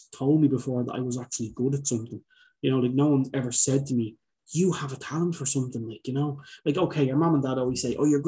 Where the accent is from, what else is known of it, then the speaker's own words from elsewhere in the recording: Dublin, Leinster, Ireland; I'm from Dublin.